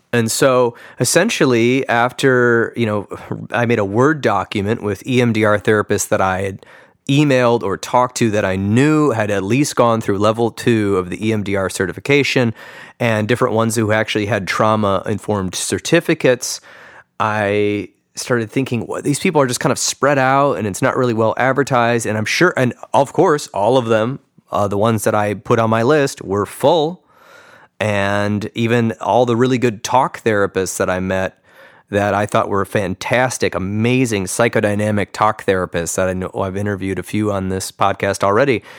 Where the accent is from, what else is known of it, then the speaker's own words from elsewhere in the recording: East Lansing, Michigan, United States; moved away as an adult; also born or lived in Chicago, Illinois / Phoenix, Arizona; now in Grand Rapids, United States; I grew up near Michigan State University right down the road